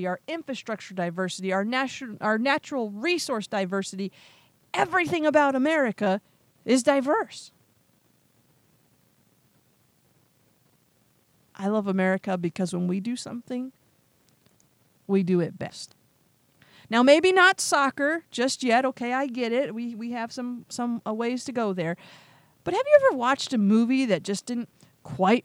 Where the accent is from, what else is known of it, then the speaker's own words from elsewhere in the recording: United States; I love being an American.